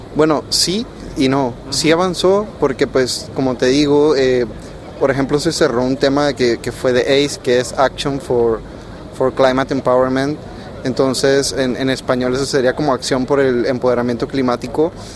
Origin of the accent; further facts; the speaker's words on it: Panama; soy de Panamá